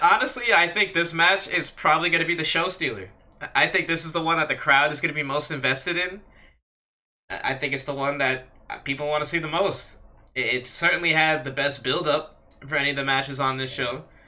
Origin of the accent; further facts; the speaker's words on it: United States; as an American